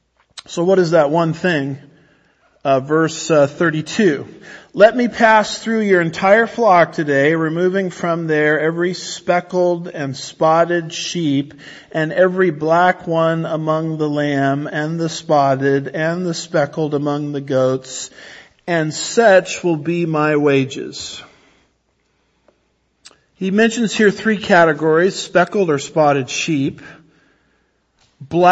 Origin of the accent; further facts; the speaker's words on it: Southern California, United States; when I was growing up in Southern California